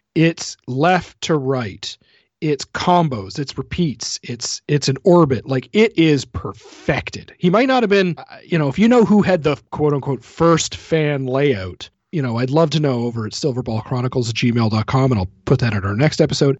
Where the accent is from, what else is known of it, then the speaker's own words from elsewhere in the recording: Canada; being a Canadian